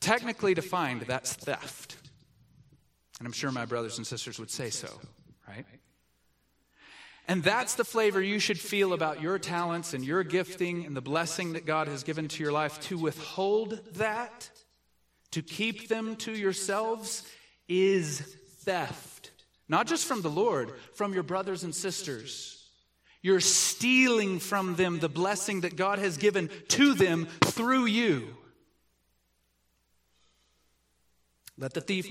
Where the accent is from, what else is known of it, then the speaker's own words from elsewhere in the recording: the South, United States; I grew up in the South